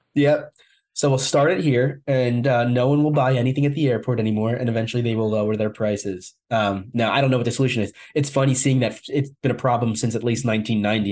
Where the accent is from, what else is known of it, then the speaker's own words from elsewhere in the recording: New Jersey, United States; That's my home state. I, I, live in New Jersey